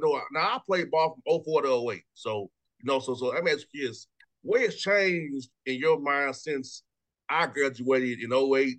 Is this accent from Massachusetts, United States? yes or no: no; Atlanta, Georgia, United States; I come from Mays High School.